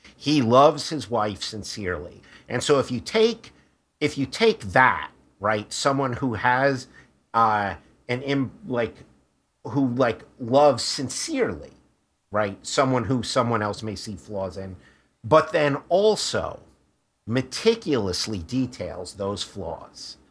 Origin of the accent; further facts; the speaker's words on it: New York City, New York, United States; also born or lived in Brooklyn; I grew up in Queens.